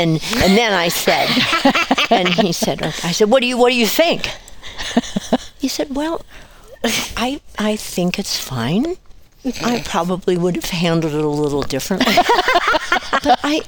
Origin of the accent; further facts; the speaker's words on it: the East, East Coast, United States; moved away; I'm from East